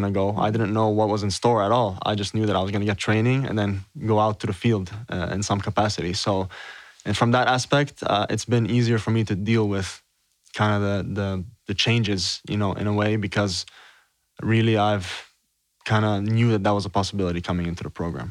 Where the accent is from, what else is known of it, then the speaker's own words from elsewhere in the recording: Beirut, Beirut Governorate, Lebanon; I'm from Beirut, Lebanon